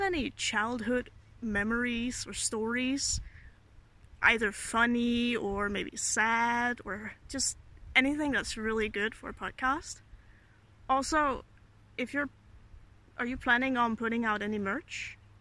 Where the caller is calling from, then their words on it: Norway; twenty-five, I'm calling from Norway